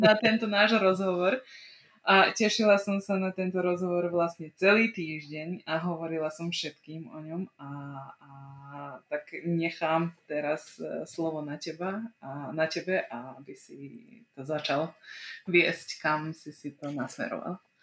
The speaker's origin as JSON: {"language": "Slovak", "town": "Bački Petrovac", "region": "Vojvodina", "country": "Serbia", "tie": "born or raised there", "accent": "non-Slovak accent", "moved": "yes", "lives_now": "Slovakia", "said": "ja som sa narodila a vyrastala som v Srbsku, v takej slovenskej obci, aj v slovenskom mestečku, čo sa volá Bačský Petrovec. A je, on sa nachádza vo Vojvodine."}